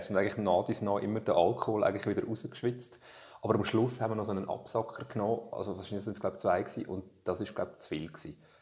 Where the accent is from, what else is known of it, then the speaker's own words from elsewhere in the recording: Switzerland; born there; dass ich irgendwie da geboren bin in der Schweiz